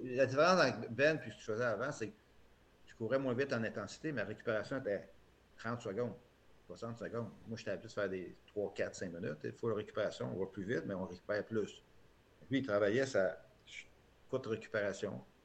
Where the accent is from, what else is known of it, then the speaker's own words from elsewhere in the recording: Les Plaines, Quebec, Canada; Je viens des Plaines, c'est un petit patelin